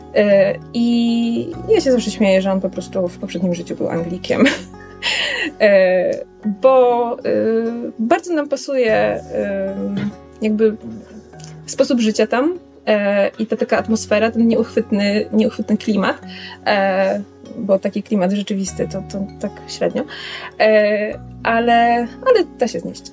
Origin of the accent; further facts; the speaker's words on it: Poland; moved away as an adult; now in London, United Kingdom; jestem z Polski, że mieszkam tutaj dopiero dwa tygodnie